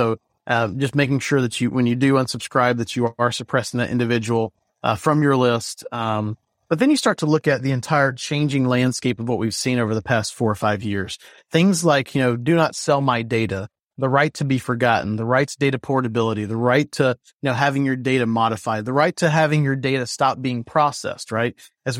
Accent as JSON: {"language": "English", "region": "the South", "country": "United States", "accent": "Southern", "said": "That or my Southern accent, right?"}